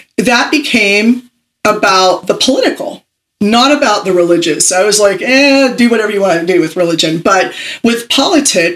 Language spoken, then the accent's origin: English; Pittsburgh, Pennsylvania, United States; I am originally from Pittsburgh, Pennsylvania